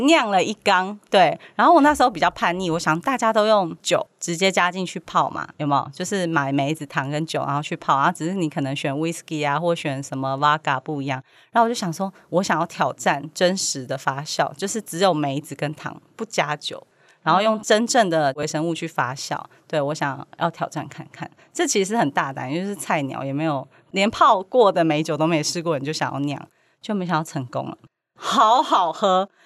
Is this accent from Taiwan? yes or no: yes; central Taiwan, Taiwan; moved away as an adult; also born or lived in Kaohsiung; now in Taipei, Taiwan; 小时候在中部长大，然后后来大学去了高雄，然后家人也在高雄，然后现在来台北时间已经超过所有地方 居住的时间